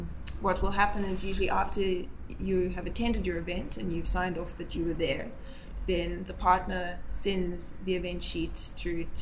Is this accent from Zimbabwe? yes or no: yes; Zimbabwe; now in South Africa; having lived and was born in Zimbabwe, and then moved to South Africa.